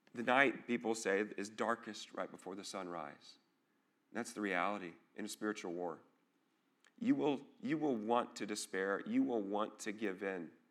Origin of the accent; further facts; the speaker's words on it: an hour north of Dallas, Texas, United States; now in Dubuque, United States; I grew up in, actually an hour north of Dallas